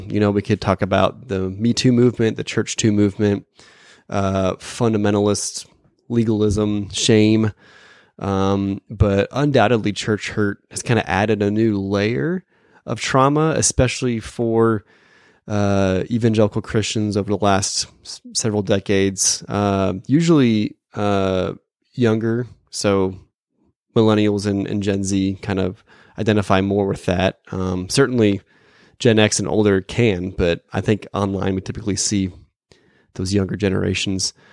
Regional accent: Phoenix, Arizona, United States; also born or lived in Dallas, Texas; now in St. Louis area, United States; I'm from Phoenix and I lived in Dallas

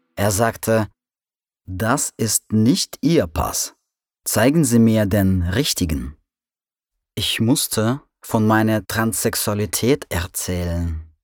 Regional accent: Russia; German is a second language; moved away as an adult; now in Berlin, Germany; Januar 1993, Russland. Ich lebe in einer Provinzstadt

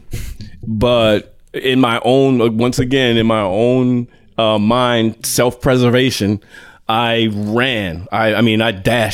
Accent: Boston, Massachusetts, United States; I'm from Boston, but you name it: Roxbury, Dorchester

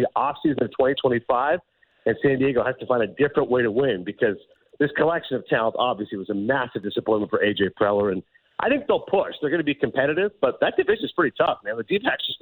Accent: Kingston, Ontario, Canada; moved away; as a kid growing up in Eastern Ontario and Kingston

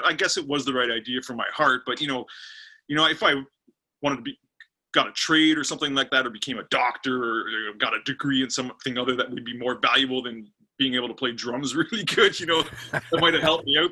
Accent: Pickering, Ontario, Canada; also born or lived in Scarborough, Ontario; i live in pickering pickering's like a about 20 30 minutes east of uh, the big city toronto and i've lived here since i was you know two years old i was born in Scarborough, Ontario

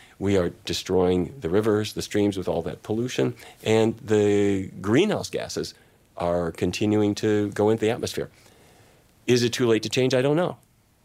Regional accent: Fargo, North Dakota, United States; moved away; my family, I come from the Midwest. My dad was in the cattle business, and his dad and his dad and his dad, and I drove cattle myself to East St. Louis to slaughter

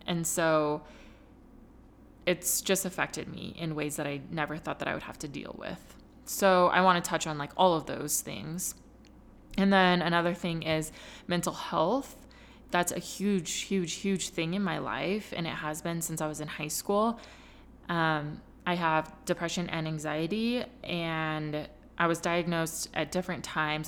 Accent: California, United States; moved away as an adult; now in Utah, United States; I was raised in California, and then, you know, going to high school there and then moving to Utah

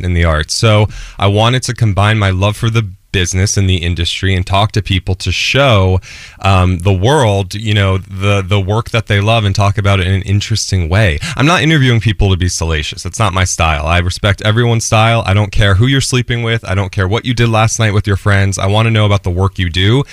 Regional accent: New Jersey, United States; I'm an Italian from Jersey

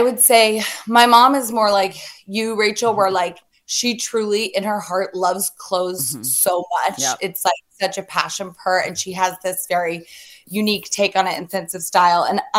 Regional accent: the South, United States; So I am a Southern girl.

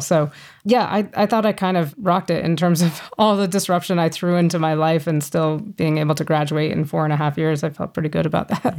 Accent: Fort Collins, Colorado, United States; also born or lived in Boulder, Colorado; I grew up here in Colorado, in Fort Collins, about an hour north of Denver.

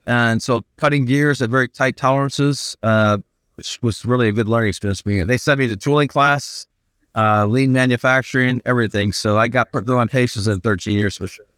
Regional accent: Flint, Michigan, United States; also born or lived in Purdue University, Indiana / Bloomfield Hills, Michigan; I grew up in Flint, Michigan, so I was thirteen and moved down to Bloomfield Hills, Michigan.

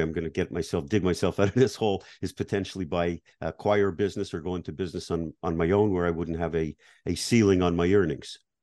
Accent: Canada; moved away; I grew up in Canada, like you, I was based in Canada

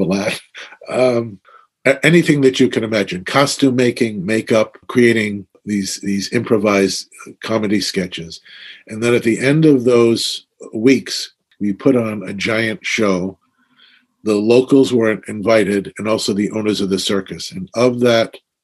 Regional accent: New York City, New York, United States; when I was a kid growing up in Brooklyn

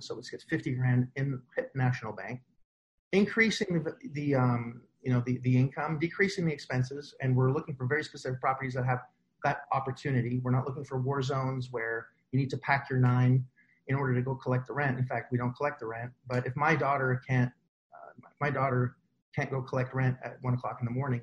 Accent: Canada; now in United States; I'm Canadian

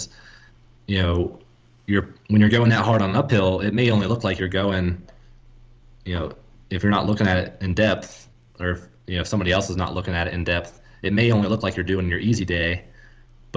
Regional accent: Ohio, United States; I'm from Ohio

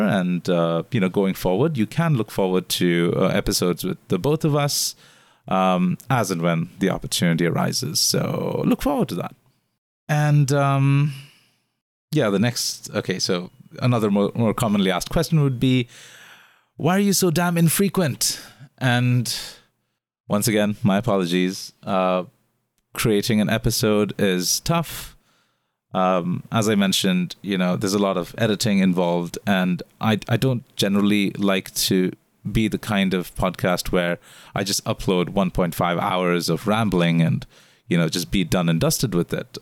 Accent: India; moved away as an adult; now in Singapore; being an Indian foreigner living here in Singapore for the last eight years

